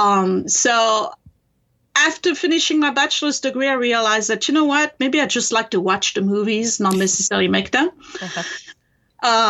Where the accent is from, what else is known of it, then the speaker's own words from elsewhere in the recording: France; English is a second language; moved away as an adult; now in United States; I was born in France and raised there.